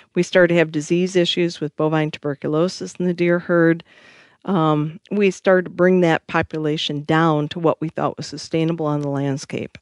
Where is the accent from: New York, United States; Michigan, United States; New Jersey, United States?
Michigan, United States; I am from Michigan.